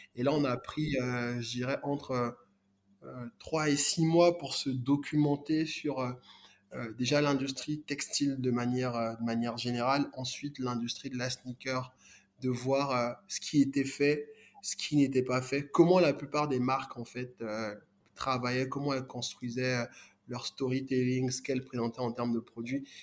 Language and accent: French; Côte d’Ivoire; moved away; also born or lived in Congo; moi du Congo, mais j'ai grandi euh, en Côte d'Ivoire